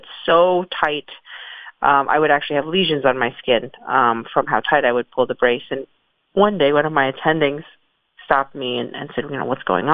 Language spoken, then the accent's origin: English; New York City, New York, United States; moved away as an adult; also born or lived in San Francisco; I grew up in the Bronx.